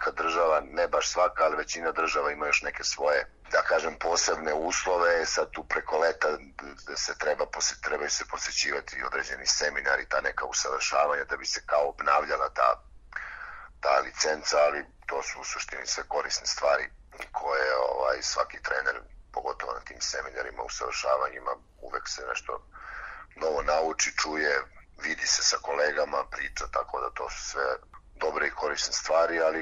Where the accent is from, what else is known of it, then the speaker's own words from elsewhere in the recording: Bačka Topola, Vojvodina, Serbia; moved away as an adult; also born or lived in Novi Sad / Belgrade; now in Debrecen, Hungary; ja sam iz, iz Bačke Topole rodom, kasnije sam se preselio, sa suprugom smo se odselili u Beograd, ali u Novom Sadu sam završio fakultet za sport